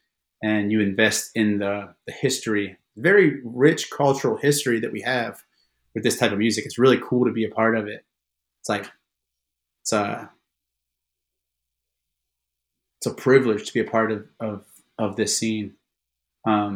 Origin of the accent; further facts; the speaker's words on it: Baltimore, Maryland, United States; I'm from Baltimore.